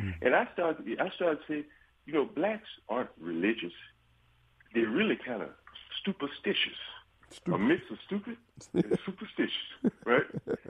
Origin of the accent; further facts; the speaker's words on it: Alabama, United States; I grew up in Alabama